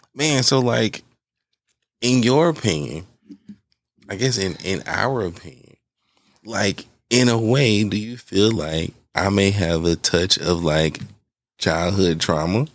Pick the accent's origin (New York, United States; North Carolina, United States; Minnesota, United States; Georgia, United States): Georgia, United States; Atlanta; growing up on Bankhead, like we took, we took field trips to, to jail